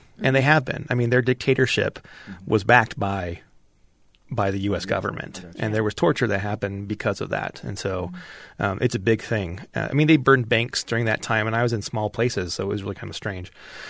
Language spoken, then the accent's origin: English; Kearns, Utah, United States; But I grew up in Kearns, I grew up in Kearns, Utah. I went to Kearns High School.